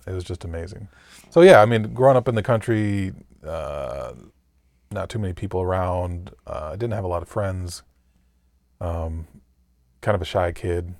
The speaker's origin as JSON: {"language": "English", "town": "Mason", "region": "Michigan", "country": "United States", "tie": "born or raised there", "said": "I'm from Mason, Michigan"}